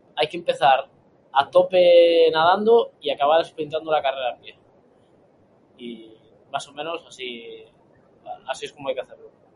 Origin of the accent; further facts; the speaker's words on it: Galicia, Spain; como gallego que soy